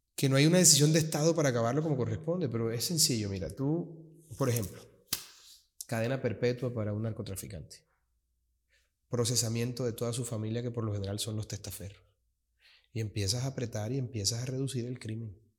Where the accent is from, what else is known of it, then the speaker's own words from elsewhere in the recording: Colombian Caribbean coast, Caribbean Region, Colombia; also born or lived in Bogotá, Colombia; mis padres ambos son costeños. No, yo soy Caribe 100%